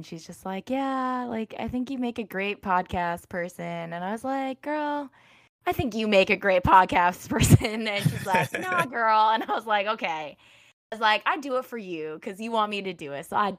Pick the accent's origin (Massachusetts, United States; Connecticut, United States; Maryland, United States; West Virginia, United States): Maryland, United States; I grew up in Maryland, but my dad's side of the family is from Guangzhou in China.